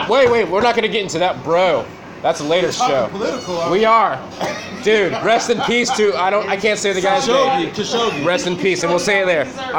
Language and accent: English; California, United States; I'm a Californian.